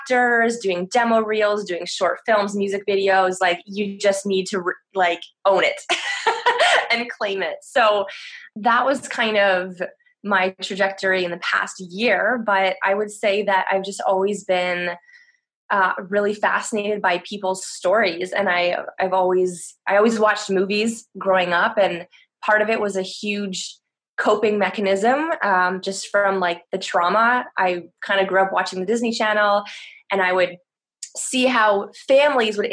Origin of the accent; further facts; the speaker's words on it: Toronto, Ontario, Canada; moved away as an adult; now in France; I'm originally from Toronto